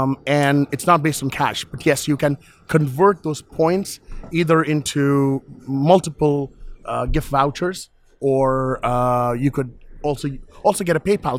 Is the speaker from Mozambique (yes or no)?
no; London, United Kingdom; I'm from London.